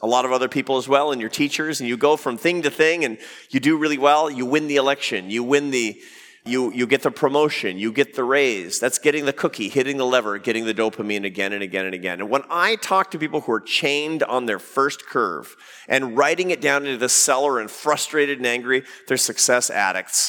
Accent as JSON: {"language": "English", "town": "Seattle", "region": "Washington", "country": "United States", "tie": "born or raised there", "moved": "yes"}